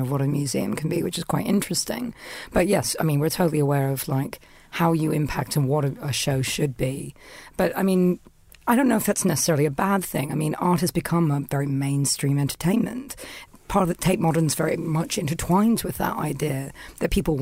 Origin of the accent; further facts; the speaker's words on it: London, United Kingdom; I'm from London